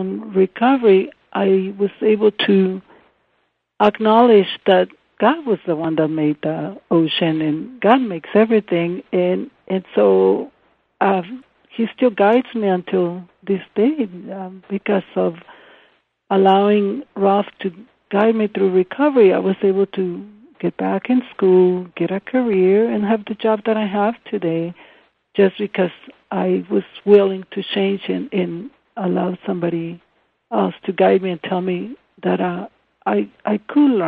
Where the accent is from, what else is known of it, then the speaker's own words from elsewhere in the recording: Ensenada, Baja California, Mexico; English is a second language; moved away; I grew up in Ensenada on the beach